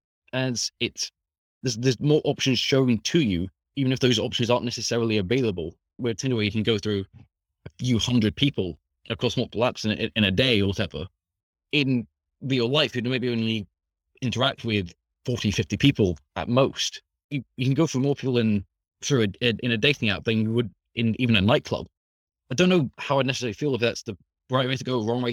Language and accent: English; Scotland, United Kingdom; I'm from Scotland, currently studying at Open University.